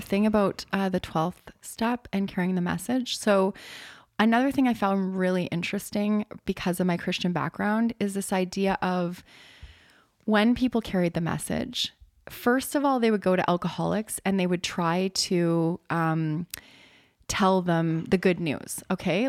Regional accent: Canada; I'm Canadian

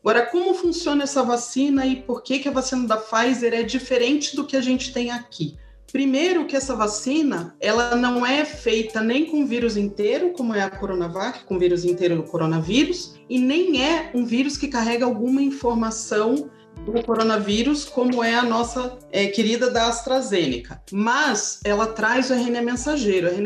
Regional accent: Brazil; Eu tô falando agora como brasileira, como mulher, mulher negra que acredite na vacina.

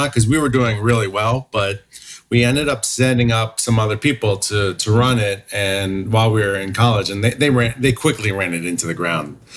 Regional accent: New Jersey, United States; also born or lived in Queens, New York; now in California, United States; And then I grew up in North Jersey.

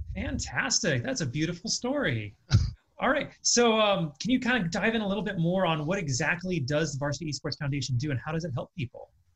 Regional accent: California, United States; also born or lived in Ohio; now in Las Vegas, United States; I'm originally from California

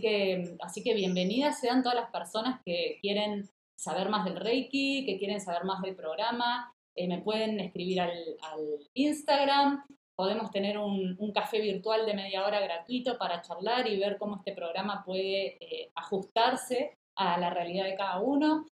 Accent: Mar del Plata, Buenos Aires Province, Argentina; Mar del Plata, mi ciudad natal, en Argentina

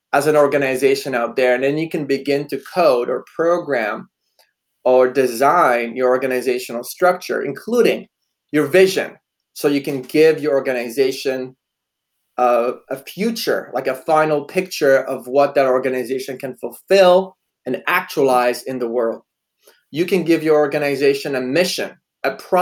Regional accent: Poland; moved away; I was born in Poland

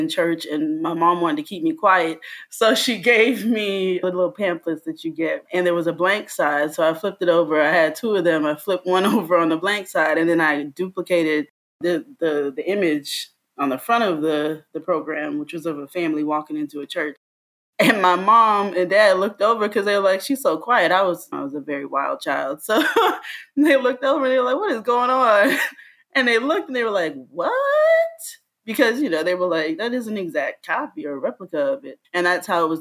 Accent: Fort Lauderdale, Florida, United States; also born or lived in Miami / Jamaica (family origin); now in New York, United States; I am originally from South Florida. I grew up in Fort Lauderdale and Miami.

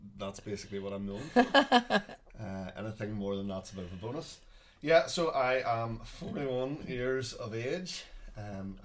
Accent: Bangor, Northern Ireland, United Kingdom; also born or lived in Dublin / Coleraine / Belfast; I grew up in Bangor

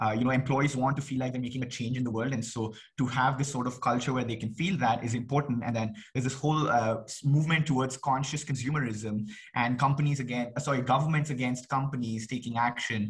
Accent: India; I come from India

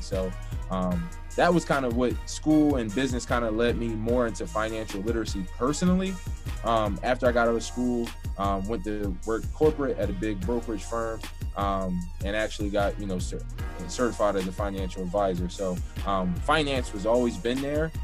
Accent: Philadelphia, Pennsylvania, United States; I'm from Philadelphia, so um, I'm not from like the worst part, you know, in the world, but you know, definitely from lower income

